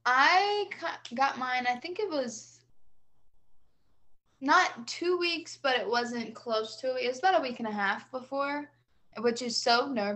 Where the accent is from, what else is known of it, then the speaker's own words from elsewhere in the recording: Statesboro, Georgia, United States; I am from Statesboro, Georgia